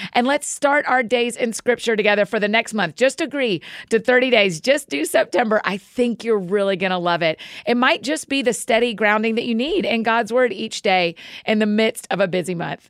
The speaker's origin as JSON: {"language": "English", "town": "Marietta", "region": "Georgia", "country": "United States", "also_born_or_lived": "Edinburgh, Scotland", "accent": "Southern", "moved": "as an adult", "lives_now": "Nashville, United States", "said": "Atlanta. I'm Marietta"}